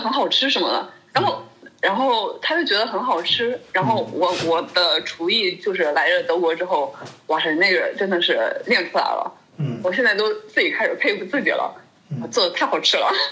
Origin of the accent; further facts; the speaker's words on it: China; moved away as an adult; also born or lived in Norway; now in Germany; 作为一个中国人